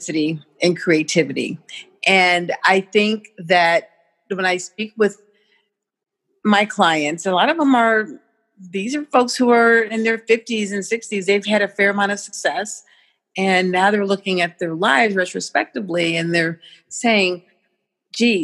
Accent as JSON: {"language": "English", "town": "St. Louis", "region": "Missouri", "country": "United States", "tie": "born or raised there", "said": "My roots are in St. Louis, Missouri"}